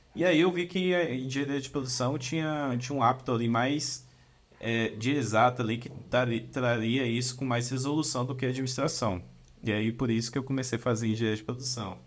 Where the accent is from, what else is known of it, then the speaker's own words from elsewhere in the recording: Brumado, Bahia, Brazil; eu sou de Brumado, uma cidadezinha no interior da Bahia, é ali no sudoeste da Bahia